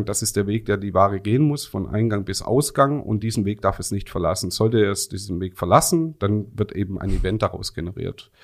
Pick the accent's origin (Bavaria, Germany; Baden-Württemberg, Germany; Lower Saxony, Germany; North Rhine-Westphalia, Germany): Baden-Württemberg, Germany; Rems Valley; komme hier aus dem wunderschönen Remstal, ganz um mhm. die Ecke